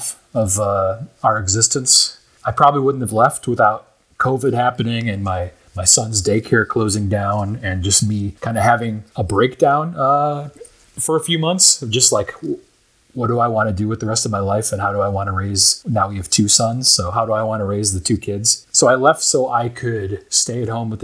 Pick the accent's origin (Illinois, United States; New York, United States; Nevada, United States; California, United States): Illinois, United States; Naperville; moved away as an adult; also born or lived in Schaumburg, Illinois / Chicago, Illinois / Western Michigan; now in Seattle, United States; I'm from Naperville, Illinois originally